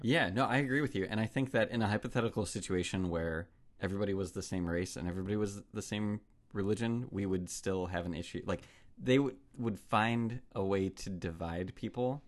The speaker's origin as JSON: {"language": "English", "country": "United States", "said": "as an American"}